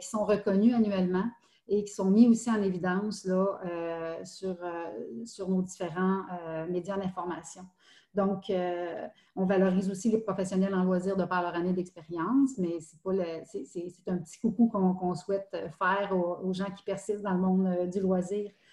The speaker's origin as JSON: {"language": "French", "area": "Estrie", "region": "Quebec", "country": "Canada", "also_born_or_lived": "Montreal", "moved": "as an adult", "said": "je viens de l'Estrie. J'avais, j'avais quitté quelques années pour, pour, pour Montréal."}